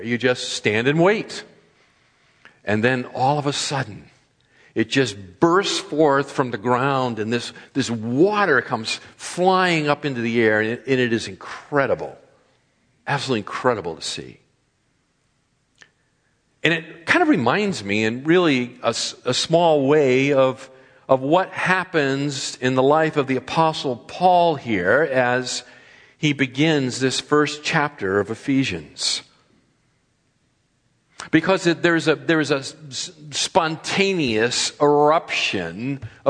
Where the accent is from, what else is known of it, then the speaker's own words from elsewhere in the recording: East Coast, United States; moved away as an adult; also born or lived in Texas / Ohio / Massachusetts; now in California, United States; having been born and brought up on the East Coast, living in the Midwest, in the Southwest, and now here in the Far West